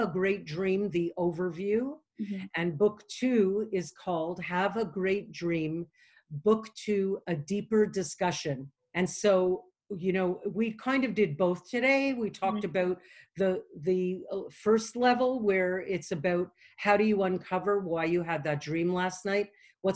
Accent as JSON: {"language": "English", "country": "Canada", "said": "I'm from Canada"}